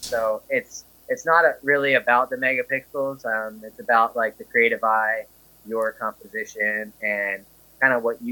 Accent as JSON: {"language": "English", "region": "Delaware", "country": "United States", "moved": "yes", "said": "I'm originally from Delaware, originally from the East Coast. I moved out here in 2004"}